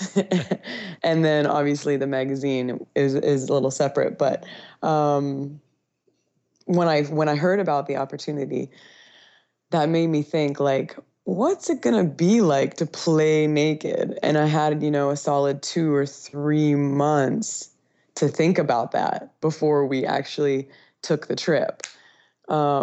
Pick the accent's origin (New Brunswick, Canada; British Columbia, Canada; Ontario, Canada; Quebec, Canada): British Columbia, Canada; North Vancouver; moved away as an adult; also born or lived in Wyoming, United States / Europe; now in Honduras; I am originally from North Vancouver, British Columbia, Canada.